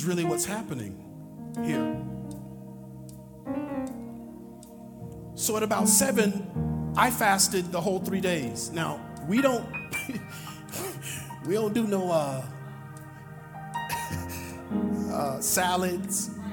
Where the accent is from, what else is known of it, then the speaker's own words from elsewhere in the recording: Monticello, Mississippi, United States; I grew up in Monticello, Mississippi